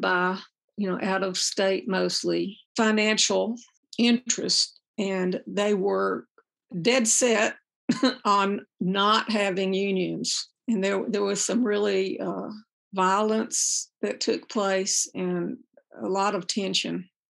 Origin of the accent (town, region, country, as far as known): the South, United States; born or raised there; also born or lived in Birmingham, Alabama